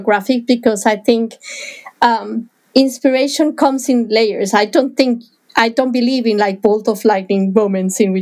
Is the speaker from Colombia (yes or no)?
yes; Bogotá, Bogotá Capital District, Colombia; moved away; where I was born in Bogota